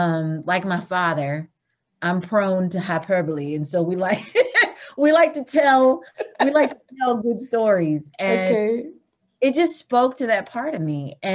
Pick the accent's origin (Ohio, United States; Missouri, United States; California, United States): Missouri, United States; Eureka; also born or lived in Sewickley, Pennsylvania / Georgia; And I was raised in Eureka, Missouri. And so my mom and my dad are the ones that are from Georgia.